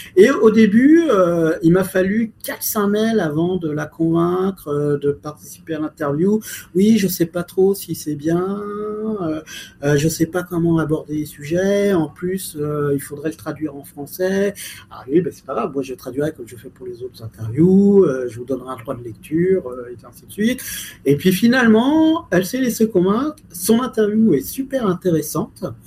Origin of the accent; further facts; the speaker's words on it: France; je suis français